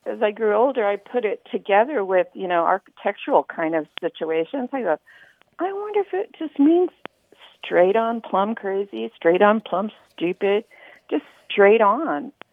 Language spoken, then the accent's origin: English; Oklahoma, United States; now in Hemet, United States; I grew up in a Southern family. I'm a immigrant from Oklahoma to California